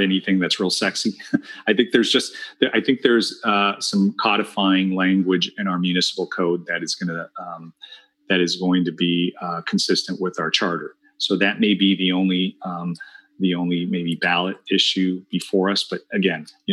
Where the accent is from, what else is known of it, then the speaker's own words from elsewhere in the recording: Santa Ana, California, United States; also born or lived in La Paz, Bolivia; I grew up here in Santa Ana with the Red Devil fireworks stands that were all over town